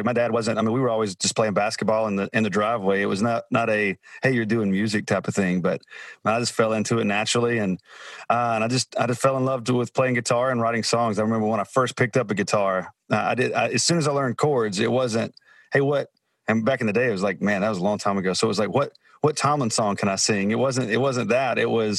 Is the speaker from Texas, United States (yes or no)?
no; Alabama, United States; moved away; I grew up in Alabama.